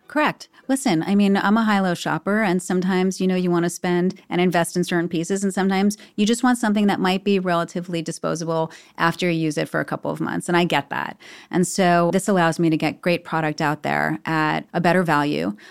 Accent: New York City, New York, United States; I was born on eighty-eighth Street. I, I grew up on eighty-eighth Street

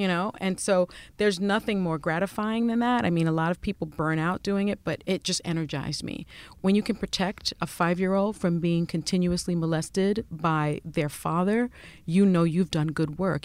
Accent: New York City, New York, United States; first language Spanish; English is a second language; also born or lived in Washington; I grew up in the South Bronx and the projects

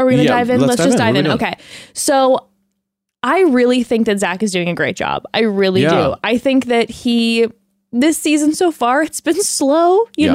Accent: Texas, United States; I am from Texas.

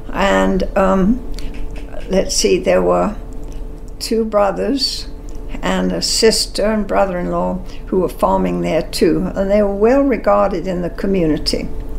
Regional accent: London, United Kingdom; Oh, all the difference in the world. I grew up in London, and then when I was 14, I guess, well, we had been down on the coast in the beach when war broke out

